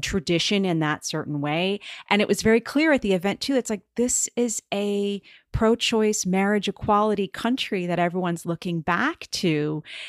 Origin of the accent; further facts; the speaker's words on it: United States; as an American